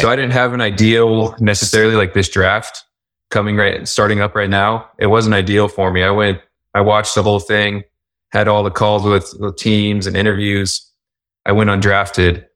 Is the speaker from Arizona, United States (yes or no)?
yes; Tucson, Arizona, United States; moved away as an adult; also born or lived in New Orleans, Louisiana / Utah; I grew up in Tucson, Arizona